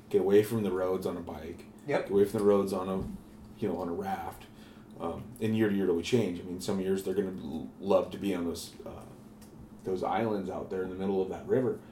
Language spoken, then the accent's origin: English; Montana, United States; growing up in Montana